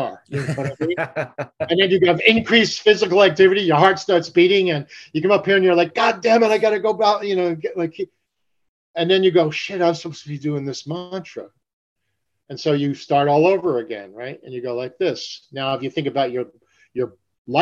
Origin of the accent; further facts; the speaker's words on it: Paterson, New Jersey, United States; moved away; also born or lived in New York City; I'm from Paterson, New Jersey